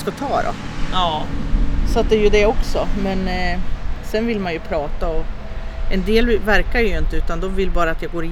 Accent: Portugal; det kanske är något speciellt när jag kommer från Portugal.

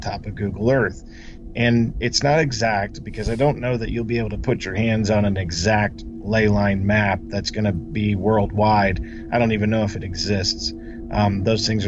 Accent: Kansas City, Missouri, United States; I'm born and raised in Kansas City

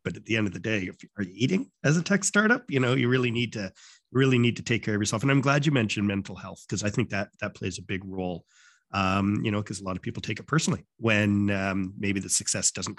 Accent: Canada; where are you from? And I said, Canada

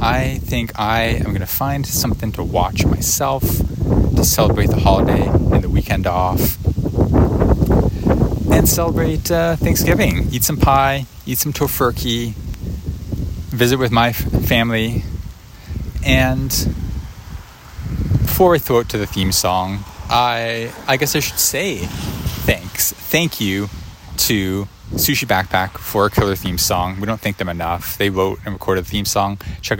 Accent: Canada; I apologize. I am Canadian.

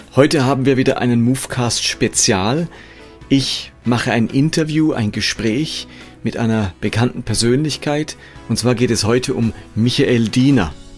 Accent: Karlsruhe, Baden-Württemberg, Germany; ich stamme aus Karlsruhe

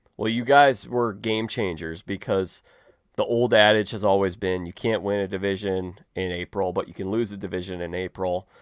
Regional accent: Chicago, Illinois, United States; I'm from Chicago

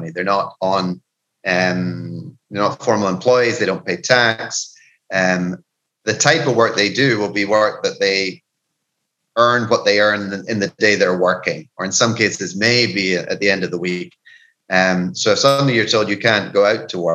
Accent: Scotland, United Kingdom; now in Peru; being a Scottish cynic

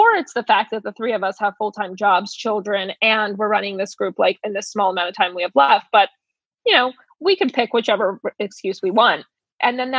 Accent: Ukraine; moved away; I'm from the Ukraine

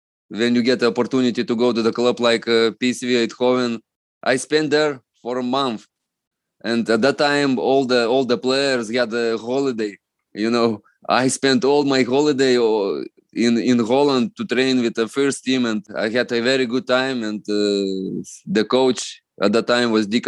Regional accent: Lithuania; English is a second language; moved away as an adult; also born or lived in Netherlands / Scotland / Russia; I am from East Bloc country

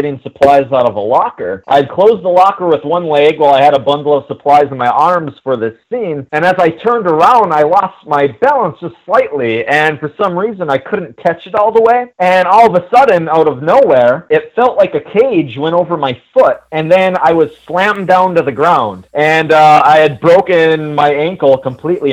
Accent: Ironwood, Michigan, United States; I'm from a very small town called Ironwood, Michigan. It's located at the very western tip of the Upper Peninsula that borders Wisconsin

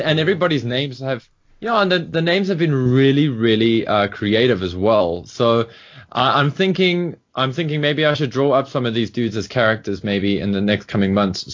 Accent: South Africa; being a South African

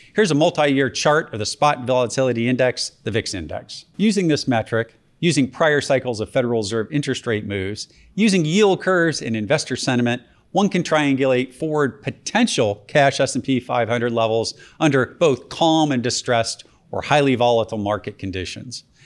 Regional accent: Georgia, United States; my home state of Georgia

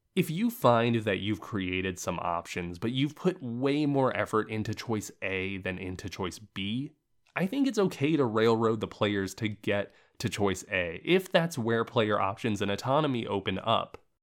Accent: Central Florida, United States; now in Los Angeles, United States; I'm originally from Central Florida

